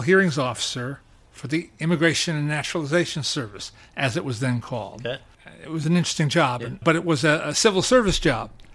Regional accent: Teaneck, New Jersey, United States; also born or lived in Manhattan, New York; I am a native New Yorker. I have a lifetime credential for that because I was born in Manhattan yes. in December of 1950. And when I was four, my, my brother was born, and my parents moved us all out to the suburbs to Teaneck, New Jersey

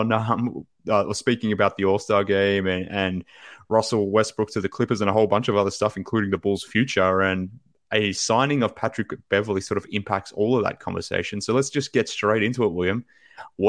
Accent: Australia; from Australia

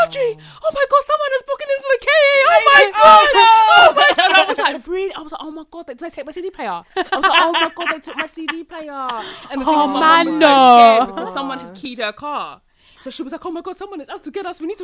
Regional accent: Essex, East of England, United Kingdom; I'm from Essex

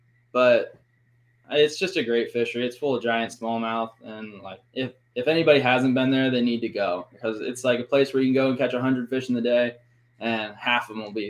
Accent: Cincinnati, Ohio, United States; I'm from Cincinnati, Ohio. When I was 16

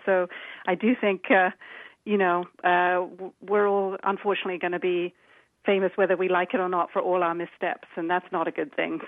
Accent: United Kingdom; accent: British; now in Washington, D.C., United States; You might be able to tell from my accent that uh, I'm, I'm the British one

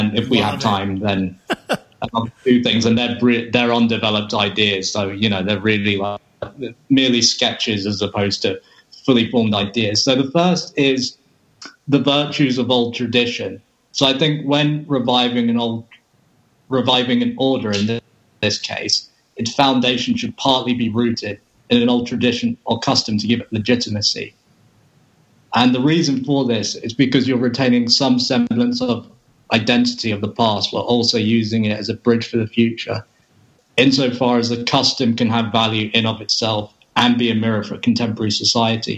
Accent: England, United Kingdom; I'm English

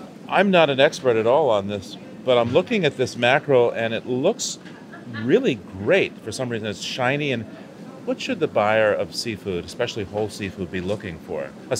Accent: Boston, Massachusetts, United States; Barton, I grew up in Boston, and close family friends, the dad worked as a longshoreman

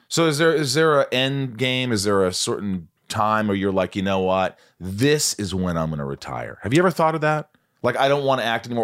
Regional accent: Indiana, United States; born or raised there

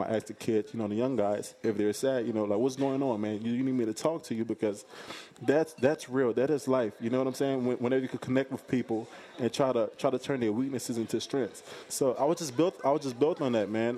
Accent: the South, United States; I'm from the South. I'm from, uh, where, where there's a lot of hospitality

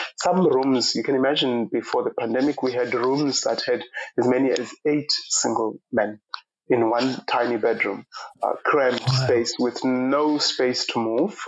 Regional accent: Eastern Cape, South Africa; moved away as an adult; now in Ireland; I was born in the Eastern Cape of South Africa and grew up in a uh, very rural part of the, the country

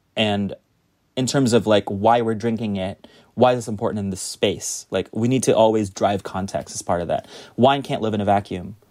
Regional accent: United States; now in New York, United States; I, as an American sommelier

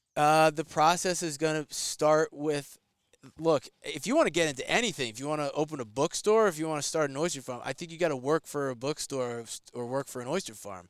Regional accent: New York, United States; I'm from New York

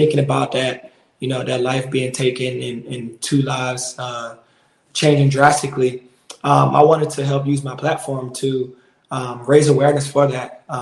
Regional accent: Richmond, Virginia, United States; moved away; also born or lived in South Florida; not only in my hometown, Richmond, Virginia, but currently right now in Florida, where I'm spending my off-season time

